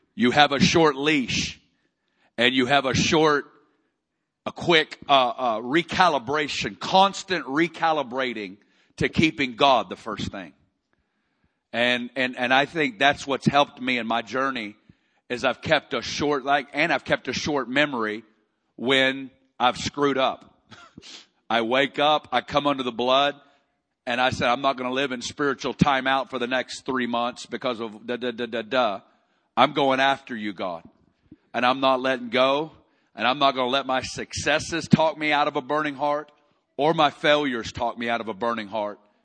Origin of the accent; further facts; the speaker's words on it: Arkansas, United States; moved away; I'm, I'm originally from Arkansas